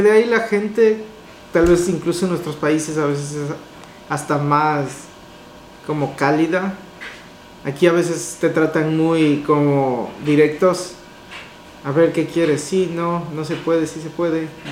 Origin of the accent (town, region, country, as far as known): Ecuador; moved away